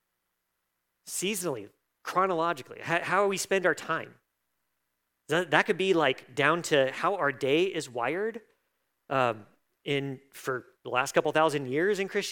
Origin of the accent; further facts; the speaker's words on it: United States; I am an American